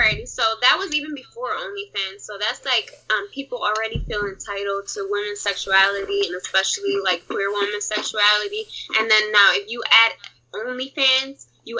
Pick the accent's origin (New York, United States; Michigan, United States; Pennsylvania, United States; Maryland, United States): Pennsylvania, United States; Philadelphia; Philadelphia, by the way. We're from